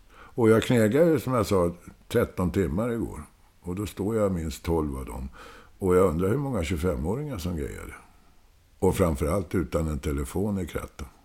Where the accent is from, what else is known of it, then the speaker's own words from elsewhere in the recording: Stockholm, Stockholm County, Sweden; accent: Stockholmsdialekt; also born or lived in Södermalm, Stockholm; jag är ju född på Söder, men sen är jag ju uppväxt i Hässelbygård.